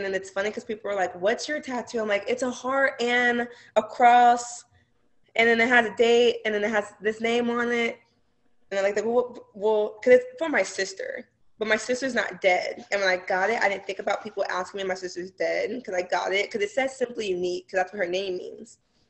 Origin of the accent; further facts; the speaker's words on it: Kansas City, Missouri, United States; I'm from Kansas City.